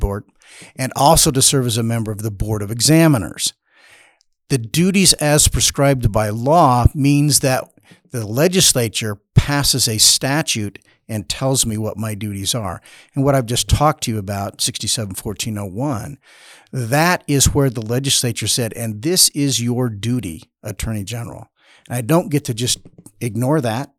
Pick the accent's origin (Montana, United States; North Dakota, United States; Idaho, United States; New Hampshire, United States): Idaho, United States; Caldwell; I was born in Caldwell. I've lived my life in, uh, Idaho